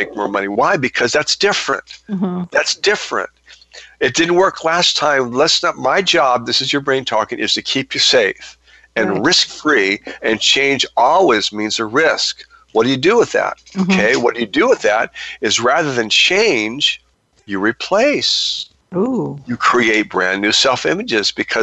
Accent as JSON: {"language": "English", "country": "United States", "said": "as an American man"}